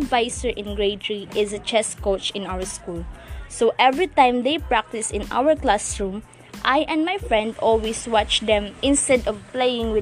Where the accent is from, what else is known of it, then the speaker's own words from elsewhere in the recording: Cebu, Central Visayas, Philippines; now in Muntinlupa, Philippines; I am a proud Cebuano.